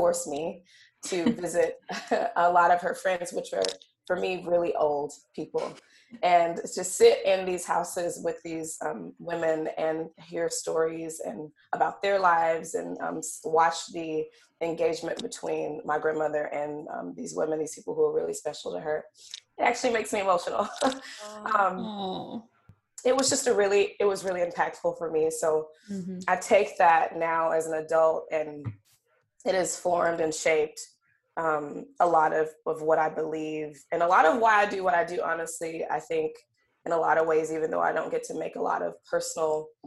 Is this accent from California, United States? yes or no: no; Alabama, United States; now in Seattle, United States; I'm Southern girl from Alabama, definitely Southern through and through